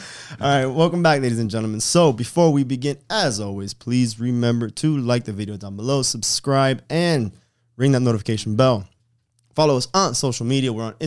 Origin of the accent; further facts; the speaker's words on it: Palmetto, Florida, United States; Oh, no, I was born in Palmetto.